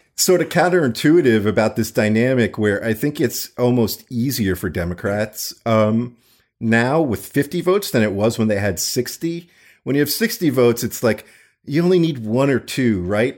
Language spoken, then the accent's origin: English; Florida, United States; I grew up in Florida